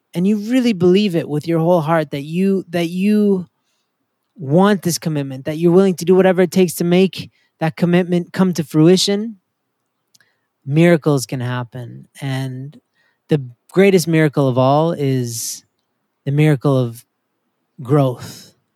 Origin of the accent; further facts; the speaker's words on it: Canada; also born or lived in Maryland; now in United States; My wife and I are both immigrants to America. I'm from Canada.